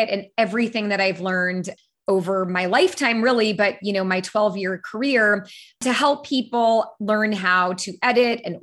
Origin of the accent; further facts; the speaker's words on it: San Francisco, California, United States; I was born and raised in San Francisco. So I grew up in the Bay Area